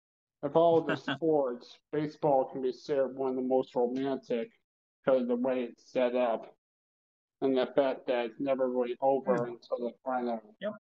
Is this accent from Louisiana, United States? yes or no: no; Kentucky, United States; I'm from Kentucky, and Ohio is really close.